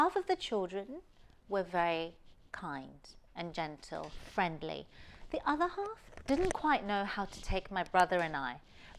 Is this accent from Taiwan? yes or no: yes; Taiwan; also born or lived in Taipei; so I was born in Taiwan and in Taipei. But in the culture there in Taiwan is that when you're young, you stay with your grandparents.